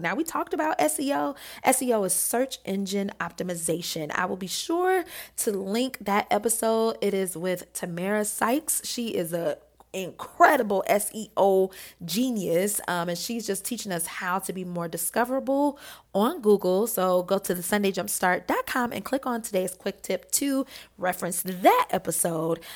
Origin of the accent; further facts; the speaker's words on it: Detroit, Michigan, United States; I grew up in Detroit